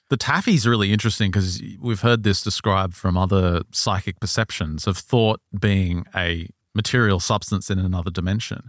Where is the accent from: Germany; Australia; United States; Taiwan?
Australia; I'm Australian and I think I've got Native American